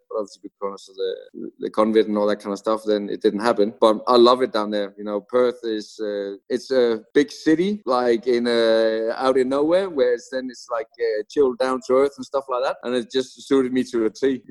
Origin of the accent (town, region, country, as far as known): Denmark; born or raised there